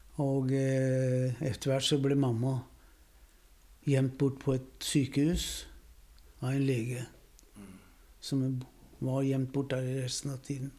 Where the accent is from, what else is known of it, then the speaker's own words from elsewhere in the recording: Norway; also born or lived in Vienna, Austria / Sweden; Jag är född i Wien. Mm. I 38. Ja. Kom till Norge. Mm. Och eh, har bott här i Norge resten av livet, bortsett från en tur till Sverige